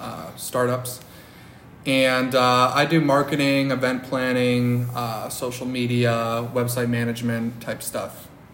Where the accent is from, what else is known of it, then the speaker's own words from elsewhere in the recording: Cleveland, Ohio, United States; moved away as an adult; now in San Francisco, United States; I'm from Cleveland, Ohio.